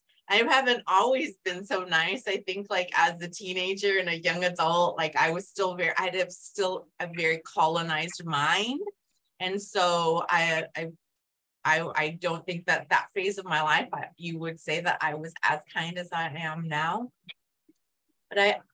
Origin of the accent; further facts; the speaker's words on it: Yuma, Arizona, United States; I grew up in Yuma, so on the border